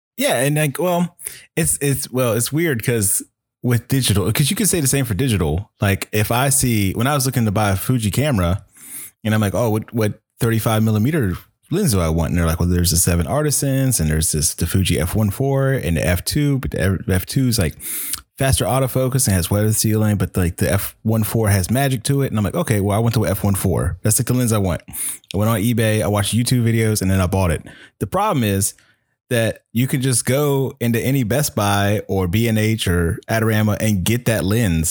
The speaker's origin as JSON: {"language": "English", "town": "Chesapeake", "region": "Virginia", "country": "United States", "said": "I'm from Chesapeake, Virginia"}